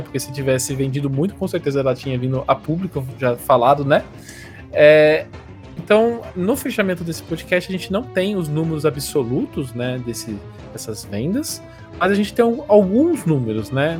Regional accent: Brazil; a gente é brasileiro

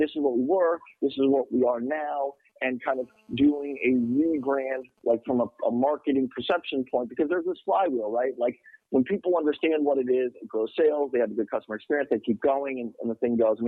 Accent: United States

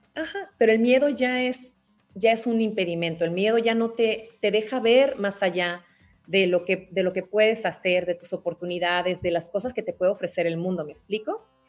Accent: Tijuana, Baja California, Mexico; moved away as an adult; now in Doha, Qatar; yo salí de Tijuana desde que tenía 18 años

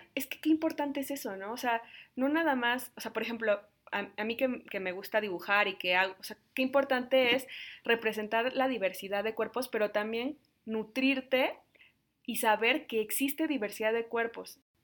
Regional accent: Mexico; yo soy de México

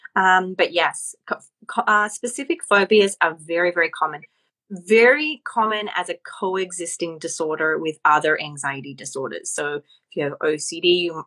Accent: Australia; moved away as an adult; now in Los Angeles, United States; As I am Australian, I moved to LA.

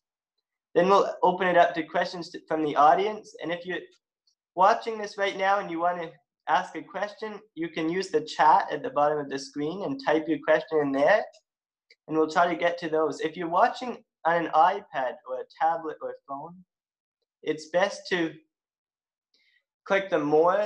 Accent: West Grey, Ontario, Canada; also born or lived in Halifax, Nova Scotia; now in Owen Sound, Canada; I was raised in Halifax, and I was raised in West Grey. And now I live in the great city of Owen Sound

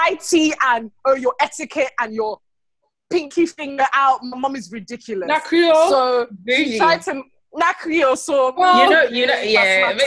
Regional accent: Sierra Leone; also born or lived in United States / London, United Kingdom; I've been in Sierra Leone since I was 4 to, I am 26 this year.

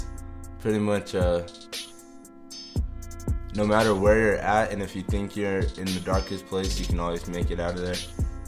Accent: Peralta, New Mexico, United States; also born or lived in Kansas City, Missouri / Albuquerque, New Mexico; I started in Albuquerque, went to kindergarten in Albuquerque, then I moved down to Peralta, spent most of my time there

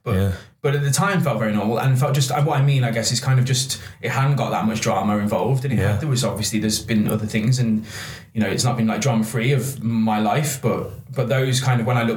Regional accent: Cannock Wood, West Midlands, United Kingdom; I'm from a place called Cannock Wood. It's a little village. It's very nice.

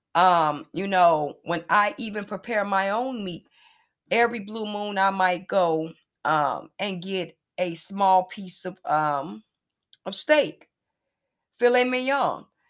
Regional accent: Chicago, Illinois, United States; I'm from the west side of Chicago

